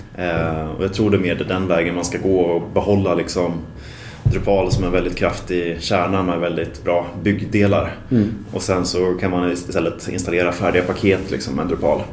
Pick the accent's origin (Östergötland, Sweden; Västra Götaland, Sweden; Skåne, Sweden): Östergötland, Sweden; Linköping; moved away as an adult; also born or lived in Luleå, Sweden; now in Stockholm, Sweden; jag kommer från Linköping men har bott här i Stockholm nu i, eh, vad blir det, i åtta år. och född i Luleå egentligen